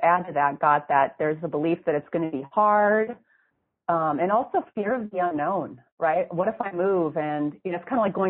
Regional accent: Midwest, United States; I got Indiana because we're from the Midwest.

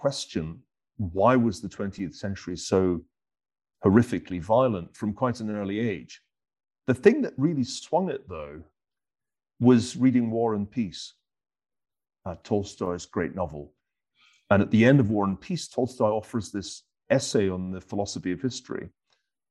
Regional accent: Glasgow, Scotland, United Kingdom; I was a teenager in the 1970s, growing up in Glasgow

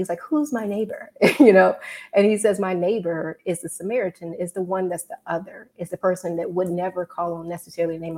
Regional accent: Mississippi, United States; now in Washington, D.C., United States; I'm originally from Mississippi, best state in the nation. Right now, I'm out of DC

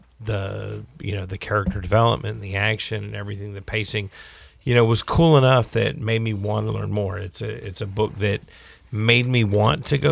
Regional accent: the South, United States; accent: Carolina; I'm from the South.

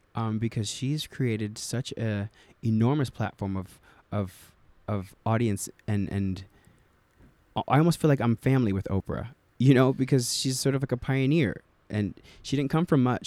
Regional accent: New Jersey, United States; I'm from New Jersey

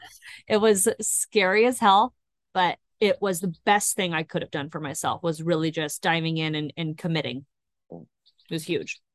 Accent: Northern California, United States; moved away as an adult; also born or lived in Rocklin, California; now in Long Beach, United States; I'm actually from Northern California

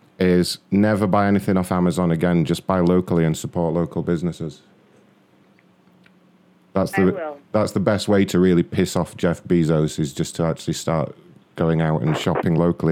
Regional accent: London, United Kingdom; London, ma'am.

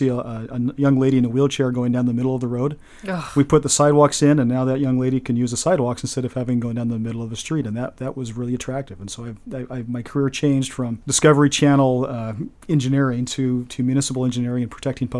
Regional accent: Olympia, Washington, United States; I grew up in Olympia.

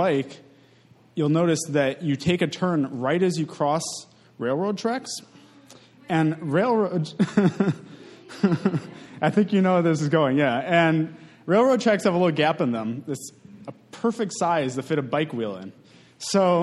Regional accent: Madison, Wisconsin, United States; I grew up in Madison, about a block from Camp Randall

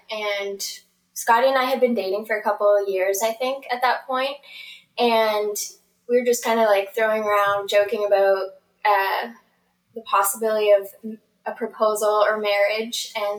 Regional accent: outside of LaHave, Nova Scotia, Canada; I grew up just outside of Lehigh

